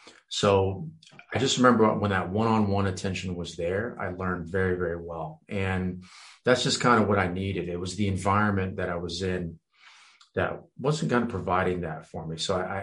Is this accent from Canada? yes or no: no; France; moved away; also born or lived in Romania / Virginia, United States; I was actually born in Romania. I was raised in France, moved to Virginia, believe it or not.